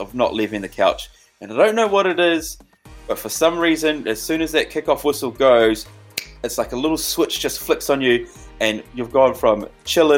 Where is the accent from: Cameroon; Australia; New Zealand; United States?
New Zealand; As a Kiwi